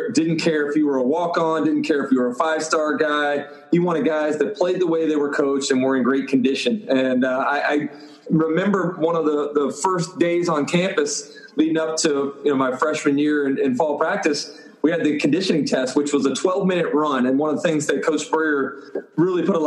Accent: Gainesville, Florida, United States; growing up in Gainesville with two parents that went to the University of Florida

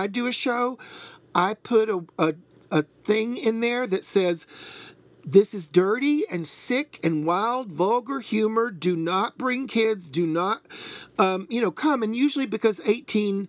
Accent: Tennessee, United States; moved away as an adult; also born or lived in Chattanooga / Atlanta; now in New York, United States; I'm from Tennessee. So, yeah. I mean, obviously, as somebody that grew up in Tennessee for most of my life, or most of my childhood and teen years

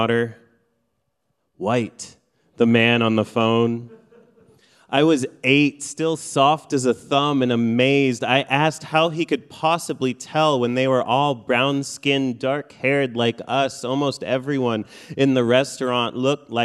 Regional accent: Midwest, United States; first language Farsi; English is a second language; also born or lived in Iran; Growing up in the Midwest, there weren't a lot of Iranian anythings around

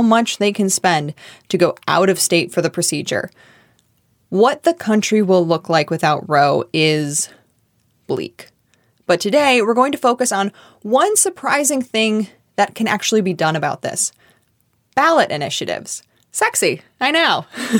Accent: Michigan, United States; my home state of Michigan

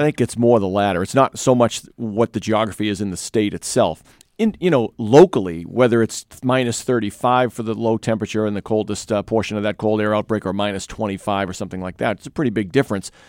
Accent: New England, United States; now in Madison, United States; I grew up in New England

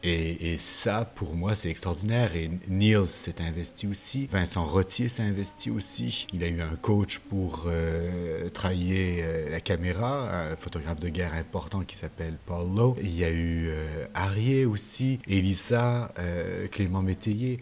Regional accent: Montreal, Quebec, Canada; chez moi à Montréal

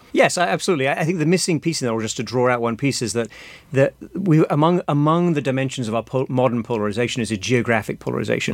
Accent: Sheffield, Yorkshire and the Humber, United Kingdom; moved away as an adult; now in United States; I'm from the north of England, from, from Sheffield

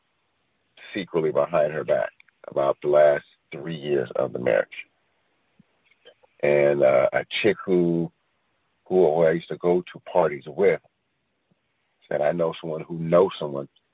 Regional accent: San Francisco Bay Area, California, United States; I'm originally from the San Francisco Bay Area, born and raised

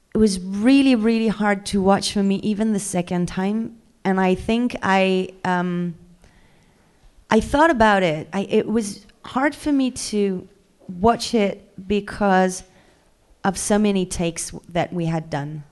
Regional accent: France

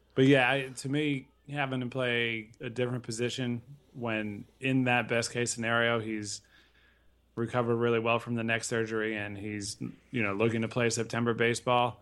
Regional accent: Connecticut, United States; Growing up in Connecticut, I went to a lot of games up there

